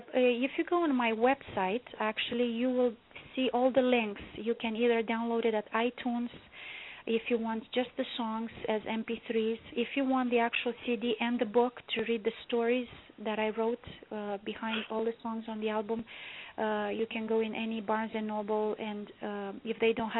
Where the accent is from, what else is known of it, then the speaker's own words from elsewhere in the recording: Romania; moved away as an adult; now in Toronto, Canada; Yes, I was born and raised in Romania.